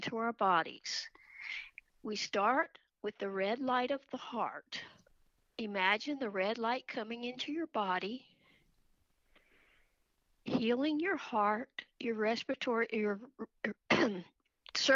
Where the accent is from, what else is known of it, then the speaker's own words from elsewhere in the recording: South Carolina, United States; I'm from South Carolina, and I went to New York for my training